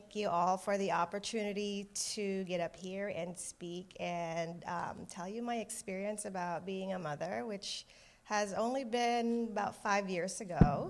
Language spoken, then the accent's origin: English; Philippines; moved away; I was born and raised in the Philippines